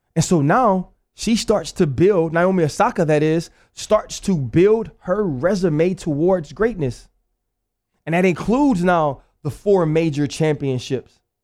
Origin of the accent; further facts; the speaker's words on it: New Orleans, Louisiana, United States; Born and raised there.